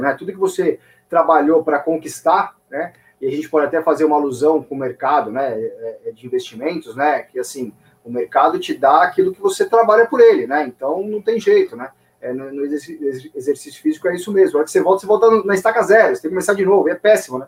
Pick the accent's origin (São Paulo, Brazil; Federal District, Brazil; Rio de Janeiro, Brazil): São Paulo, Brazil; sou de São Paulo, nascido e criado em São Paulo